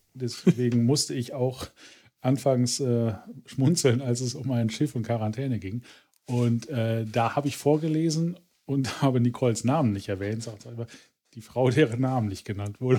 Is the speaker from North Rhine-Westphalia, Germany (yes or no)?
yes; Ruhr area, North Rhine-Westphalia, Germany; ich komme aus dem Ruhrgebiet